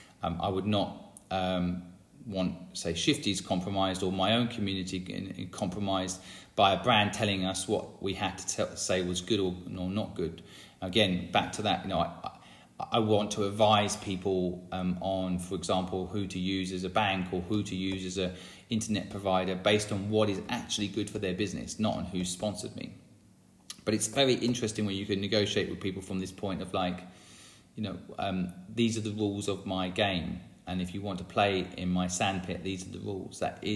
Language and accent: English; England, United Kingdom; It made me not like the English. I'm English and I watched that movie and I'm like, bloody English.